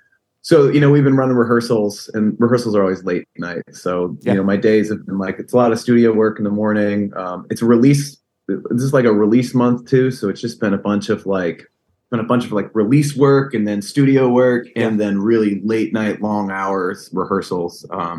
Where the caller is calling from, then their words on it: Connecticut, United States; So I'm in Connecticut. You know, I'm right outside of New York.